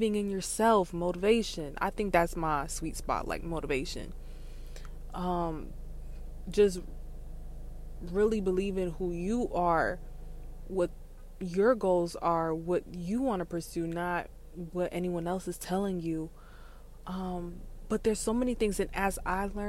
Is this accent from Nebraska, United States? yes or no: no; South Florida, United States; I am from South Florida and I am Haitian